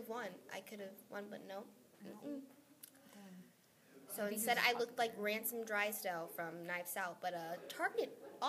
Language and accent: English; United States; I'm white, I'm American, and I'm half Hispanic.